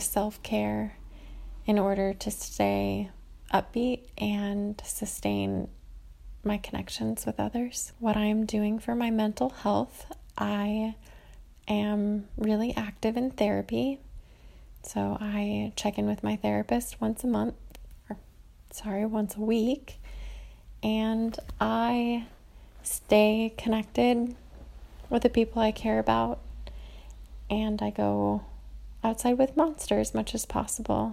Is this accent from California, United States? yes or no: yes; California, United States; now in Cincinnati, United States; I live in Cincinnati, Ohio, but I am from California.